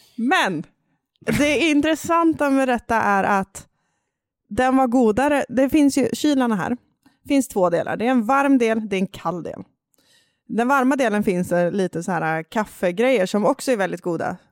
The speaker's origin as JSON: {"language": "Swedish", "region": "Jämtland", "country": "Sweden", "accent": "Jämtland dialect", "said": "min jämtländska dialekt flyga fram här"}